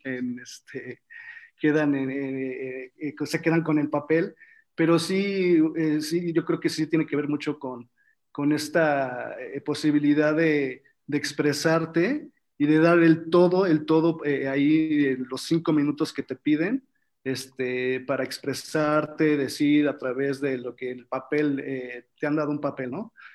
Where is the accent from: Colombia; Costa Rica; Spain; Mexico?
Mexico; also born or lived in Argentina; Yo siendo mexicano en otro país